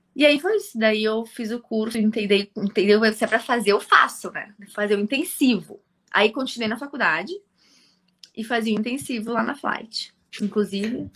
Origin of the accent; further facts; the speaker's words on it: Porto Alegre, Rio Grande do Sul, Brazil; also born or lived in Viamão; eu nasci aqui em Porto Alegre mesmo, sempre me criei aqui